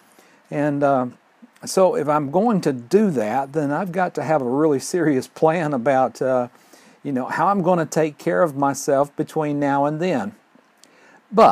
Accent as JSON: {"language": "English", "town": "Fort Payne", "region": "Alabama", "country": "United States", "tie": "born or raised there", "said": "my hometown of Fort Payne"}